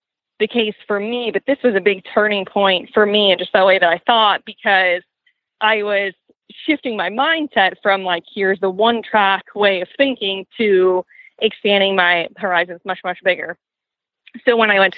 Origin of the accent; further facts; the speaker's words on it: outside of Boston, Massachusetts, United States; the barn that was close to where I grew up outside of Boston